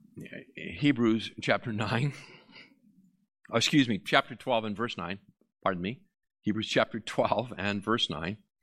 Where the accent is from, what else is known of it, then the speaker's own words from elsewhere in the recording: Massachusetts, United States; I am from Massachusetts